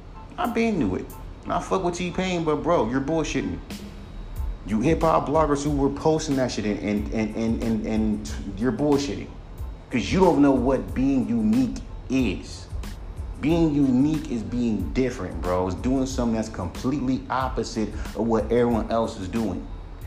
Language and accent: English; West Coast, United States; the only thing that's unique is that I'm from the West Coast and I'm rapping over a UK drill beat.